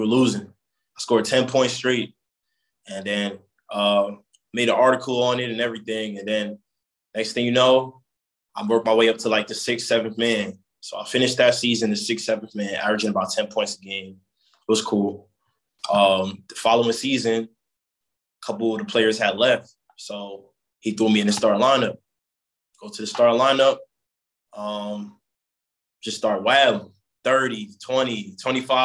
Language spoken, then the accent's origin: English; Jersey City, New Jersey, United States; I grew up in Jersey City